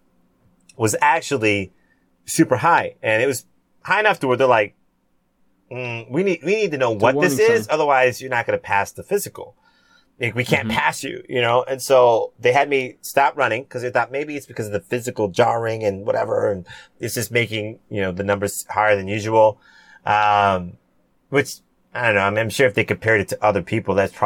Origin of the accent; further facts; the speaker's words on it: San Diego, California, United States; also born or lived in Cayman Islands (ancestry) / Jamaica (ancestry); My dad served in the Navy for 15 years. We grew up in San Diego